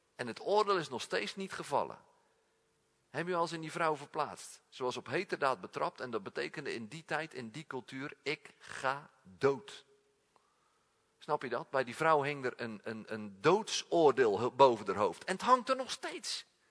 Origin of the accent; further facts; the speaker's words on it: Netherlands; we zijn Nederlanders